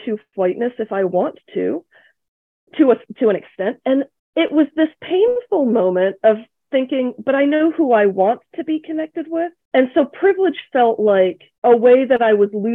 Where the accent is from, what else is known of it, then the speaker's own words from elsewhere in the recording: Akron, Ohio, United States; also born or lived in England; immigrant kid from Asia landing in Akron, Ohio